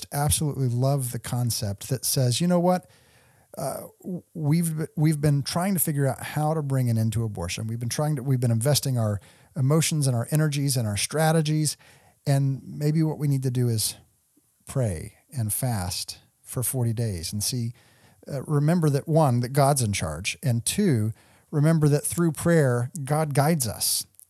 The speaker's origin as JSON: {"language": "English", "region": "Texas", "country": "United States", "tie": "born or raised there", "said": "because I grew up in the pro-life movement. You know, growing up in the Dallas-Fort Worth area, we participated in the Life Chain."}